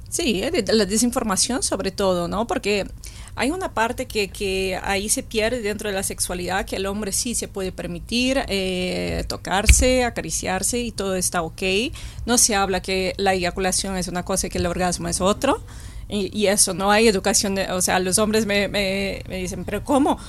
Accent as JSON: {"language": "Spanish", "country": "Brazil", "moved": "yes", "lives_now": "Spain", "said": "soy de Brasil"}